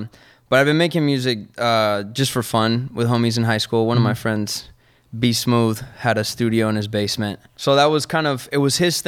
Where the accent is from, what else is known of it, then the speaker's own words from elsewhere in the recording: Argentina; Because I'm from Argentina, che. And we say Che.